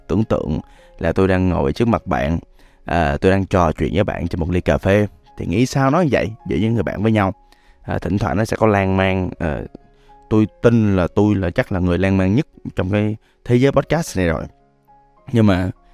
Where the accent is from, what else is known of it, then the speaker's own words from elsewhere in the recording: Da Lat, Lam Dong, Vietnam; now in Ho Chi Minh City, Vietnam; Đà Lạt còn là quê tôi nữa